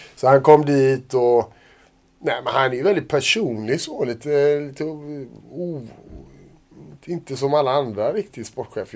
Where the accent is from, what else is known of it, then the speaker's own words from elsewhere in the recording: Gothenburg, Västra Götaland, Sweden; jag är göteborgare och höll på Blåvitt när jag var liten